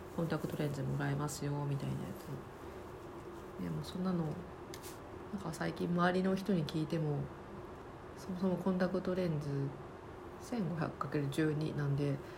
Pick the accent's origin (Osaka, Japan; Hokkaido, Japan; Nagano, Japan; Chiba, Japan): Osaka, Japan; now in Tokyo, Japan; 東京に住んでます大阪出身です